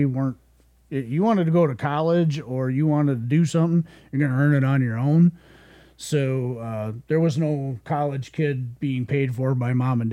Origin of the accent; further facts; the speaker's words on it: Port Wing, Wisconsin, United States; also born or lived in Iowa; I grew up on Lake Superior, northern Wisconsin, Port Wing, Herbster, Cornucopia area